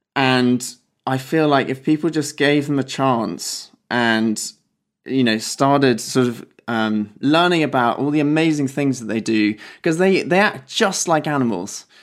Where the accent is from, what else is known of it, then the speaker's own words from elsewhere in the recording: Wiltshire, South West England, United Kingdom; moved away as an adult; now in Oxford, United Kingdom; so I grew up in Wiltshire, down in the south of England